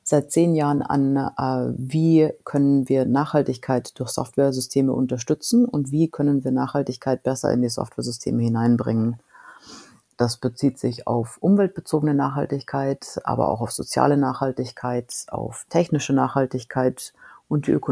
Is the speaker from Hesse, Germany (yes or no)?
no; Moosinning, Bavaria, Germany; moved away as an adult; Ich komme ursprünglich aus Moosinning bei Erding bei München und äh, habe dann in Deutschland studiert und bin danach in die USA gegangen, nachdem ich meinen Doktor fertig gemacht habe.